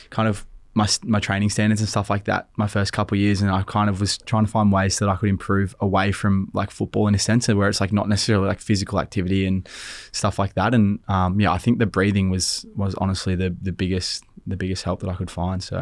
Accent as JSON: {"language": "English", "town": "Sydney", "region": "New South Wales", "country": "Australia", "tie": "born or raised there", "said": "uh, in Malabar. So it's about ah, probably five minutes south of lik"}